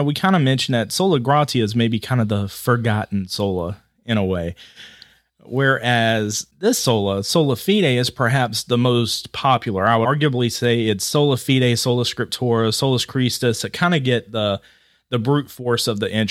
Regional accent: Georgia, United States; now in Ohio, United States; I'm from Georgia, now living in Ohio.

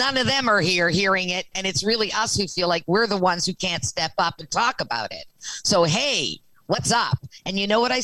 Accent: the Maritimes, Canada; I'm from the Maritimes

